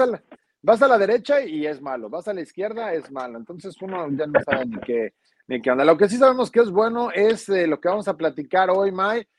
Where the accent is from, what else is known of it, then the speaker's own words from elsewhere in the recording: Mexico; somos mexicanos